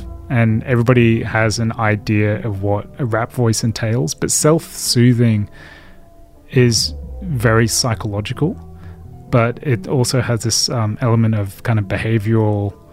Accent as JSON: {"language": "English", "region": "England", "country": "United Kingdom", "said": "I am English. I am old."}